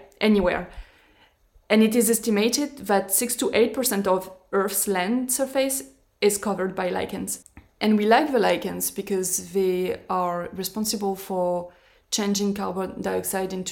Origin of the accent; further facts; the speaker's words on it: France; moved away; I'm going to be able to go back to France